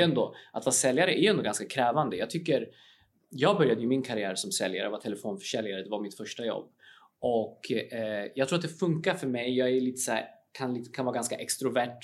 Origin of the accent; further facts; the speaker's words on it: Uppsala, Uppsala County, Sweden; jag är ju från Uppsala ursprungligen